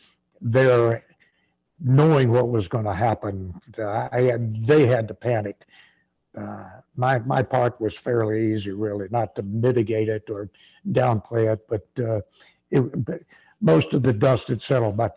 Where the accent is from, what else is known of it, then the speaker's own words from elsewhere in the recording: the South, United States; And I'm from the South